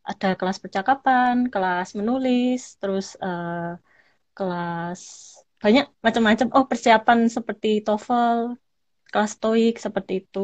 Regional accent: Malang, East Java, Indonesia; now in Kyoto, Japan; jadi di paspor semua … tuh saya dari Malang

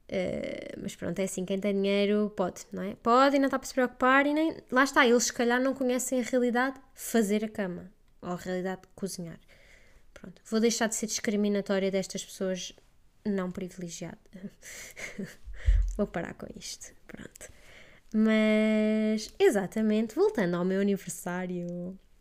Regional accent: Portugal; first language Portuguese; moved away as an adult; voltar àquela que é verdadeiramente a minha língua mãe

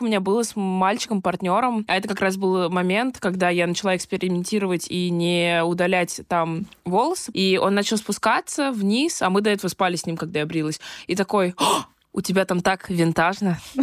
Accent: Moscow, Russia; also born or lived in London; я родилась в Москве, а живу между Москвой и Лондоном

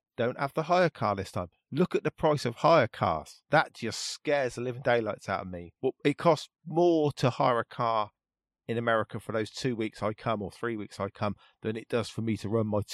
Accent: United Kingdom; And obviously, being a Brit, I thought I was on the wrong side of the road.

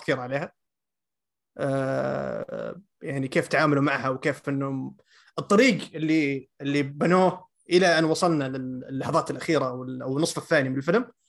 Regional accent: Saudi Arabia; عندنا في السعوديه

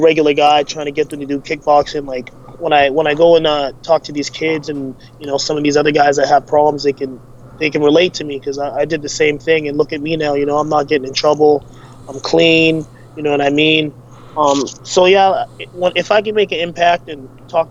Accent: Calgary, Alberta, Canada; Born and raised in Calgary

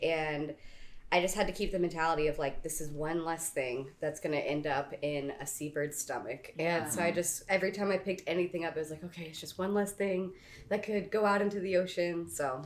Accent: East Coast, Southeast, United States; now in Kailua, United States; on the East Coast, where I'm from the Southeast, it's a very big tourist town.

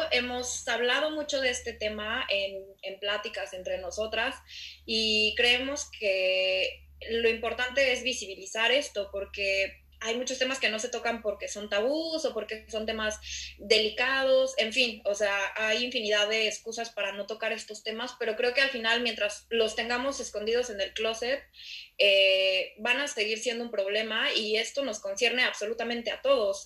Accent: Mexico City, Mexico; nosotras dos eh, venimos de la Ciudad de México

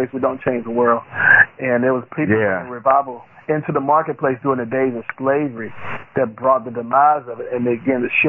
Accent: Fort Worth, Texas, United States; I'm from Fort Worth, Texas

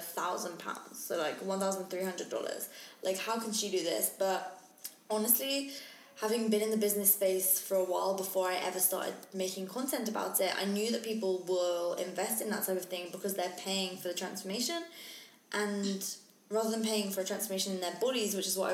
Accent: England, United Kingdom; I'm English, not Australian

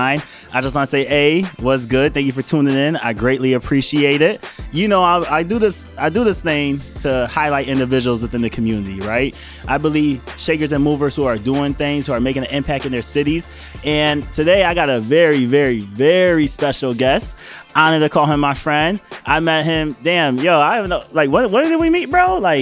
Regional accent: New York, United States; now in Boston, United States; originally, right. I'm from New York, right? Like, when I came to Boston, when I moved out here, I told my boys, I was like, yo, I'm moving to Boston.

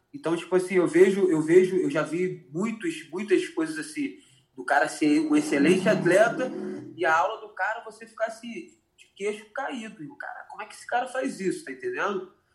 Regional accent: Macaé, Rio de Janeiro, Brazil; eu sou macaense da Gema, assim, eu gosto muito da minha cidade

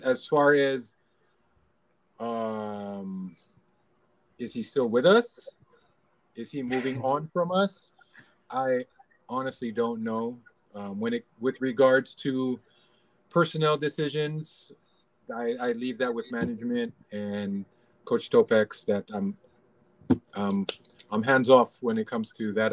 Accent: Los Angeles, California, United States; now in Philippines; I grew up in LA, um, Los Angeles, California

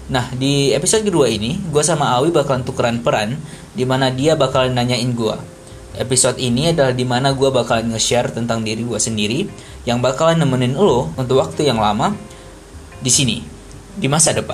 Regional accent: Aceh, Indonesia; Gue asalnya dari dari Aceh, terus apa sih dapat uh, beasiswa buat sekolah di Insan Jenikia Serpong di di Tangerang Selatan

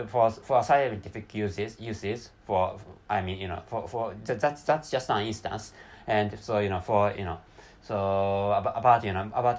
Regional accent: Japan; first language Japanese; English is a second language; I'm not so good at speaking English compared with my mother tongue, which is Japanese.

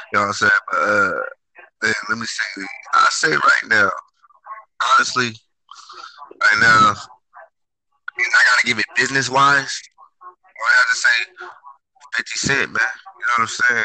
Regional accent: West Coast, United States; I'm from the West Coast

